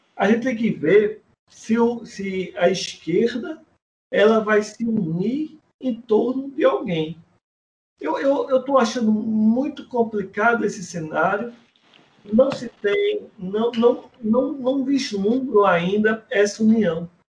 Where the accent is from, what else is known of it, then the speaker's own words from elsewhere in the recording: Pernambuco, Brazil; minha terra, que tive a honra de dar umas voltas com ele aqui no Pernambuco